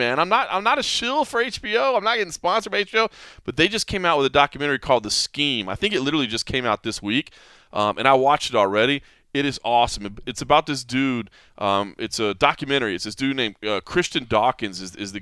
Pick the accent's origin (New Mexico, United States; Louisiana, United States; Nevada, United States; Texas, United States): Texas, United States; moved away; I grew up in Texas, and obviously football is a passion there